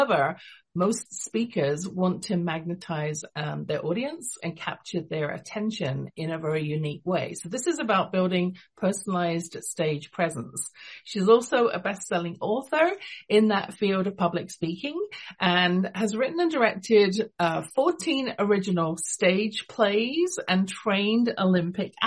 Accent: London, United Kingdom; also born or lived in England; now in Calgary, Canada; You can tell from my accent, I wasn't born in Canada. I was born in London, England

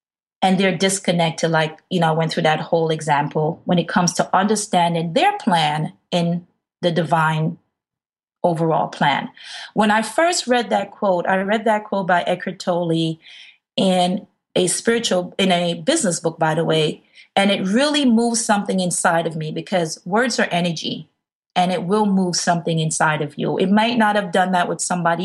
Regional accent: New York City, New York, United States; an African-American woman growing up in the Bronx, New York

